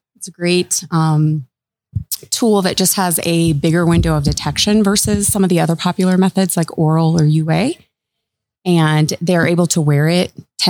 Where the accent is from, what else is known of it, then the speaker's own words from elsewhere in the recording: O'Neill, Nebraska, United States; now in South Dakota, United States; But I grew up in Nebraska.